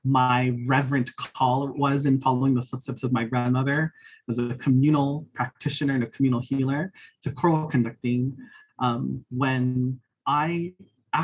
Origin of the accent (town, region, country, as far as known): Hawaii, United States; born or raised there; now in Arizona, United States